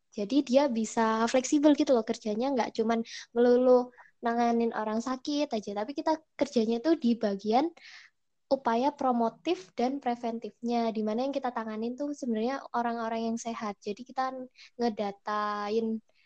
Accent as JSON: {"language": "Indonesian", "region": "Java", "country": "Indonesia", "accent": "medok (Javanese)", "said": "aku sendiri orang Jawa asli yang kalau ngomong Indonesia banget tuh pasti masih kedengeran medok"}